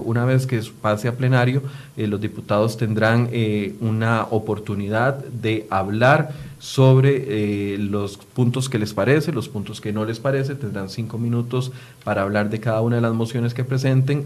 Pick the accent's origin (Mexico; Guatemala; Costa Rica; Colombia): Costa Rica; todos somos costarricenses